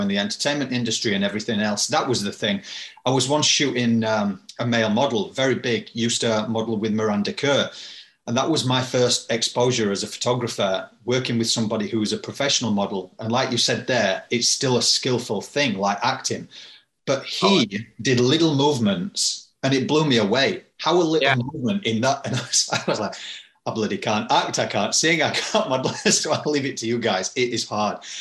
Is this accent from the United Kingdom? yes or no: yes; United Kingdom; I'm British